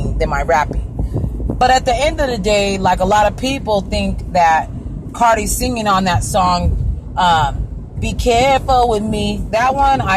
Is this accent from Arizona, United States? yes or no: yes; Arizona, United States; born or raised there; also born or lived in California